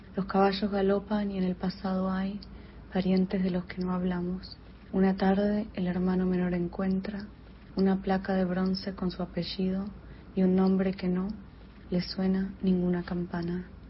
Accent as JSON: {"language": "Spanish", "country": "Argentina", "moved": "yes", "lives_now": "New York, United States", "said": "soy una escritora argentina que vive en Nueva York"}